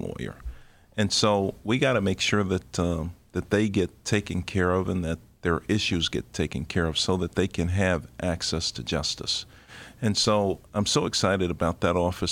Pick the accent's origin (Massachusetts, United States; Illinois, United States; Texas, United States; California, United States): Illinois, United States; Chicago; also born or lived in Mississippi; I was born in Mississippi, raised in Englewood. I'm a proud graduate of Chicago Vocational High School